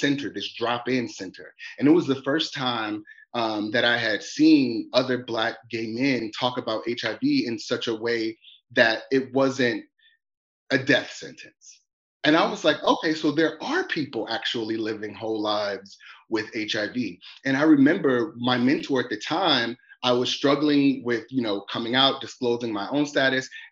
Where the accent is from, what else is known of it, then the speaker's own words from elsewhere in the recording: Detroit, Michigan, United States; growing up in Detroit, you know, as a gay man